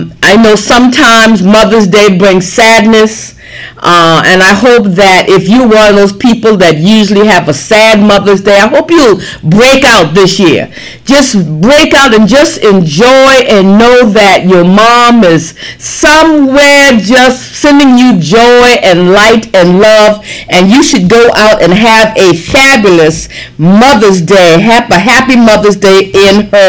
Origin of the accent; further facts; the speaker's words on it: Lincolnville, South Carolina, United States; Lincolnville, you know my hometown down there in the Low Country